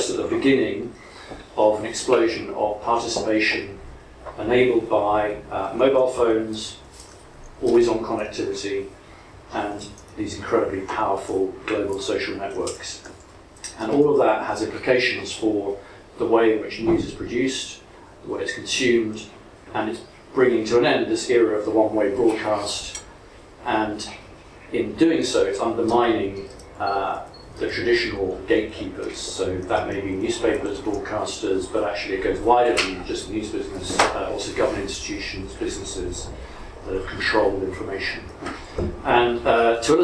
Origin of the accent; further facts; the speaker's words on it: London, United Kingdom; Wanstead, which is my hometown